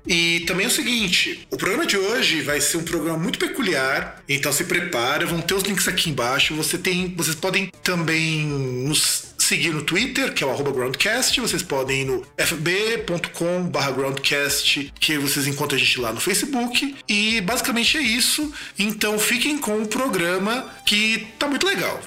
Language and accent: Portuguese; South Region, Brazil; eu sou lá do Sul